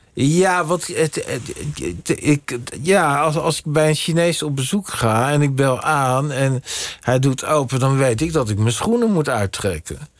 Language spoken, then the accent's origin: Dutch; Netherlands; ik ben in Nederland geboren